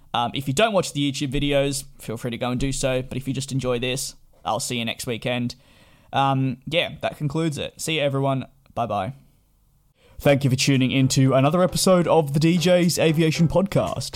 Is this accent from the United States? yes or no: no; Australia; now in London, United Kingdom; as an Australian